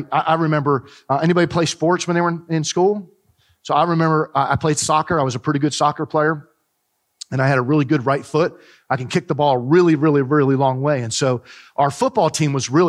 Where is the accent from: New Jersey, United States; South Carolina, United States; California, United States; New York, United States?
New Jersey, United States; Growing up in New Jersey, we had the beach real close to us